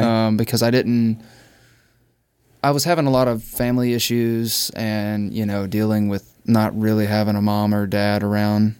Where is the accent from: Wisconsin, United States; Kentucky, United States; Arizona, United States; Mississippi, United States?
Mississippi, United States; moved away; I'm from Mississippi, dude. Like, I grew up kind of broke.